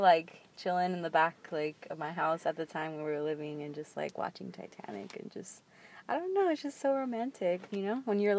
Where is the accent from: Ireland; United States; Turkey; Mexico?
Mexico; I'm from Mexico. My family's from Mexico.